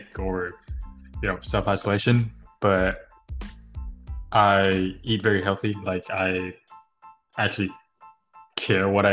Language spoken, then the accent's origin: English; Thailand; now in Washington, United States; I'm from Thailand, but nowadays I live in the US, Washington